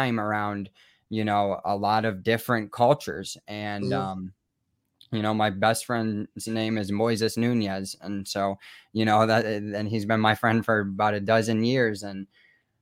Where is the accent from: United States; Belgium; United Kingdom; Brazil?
United States; Rockford, Illinois; moved away; also born or lived in Chicago / Milwaukee; growing up in Rockford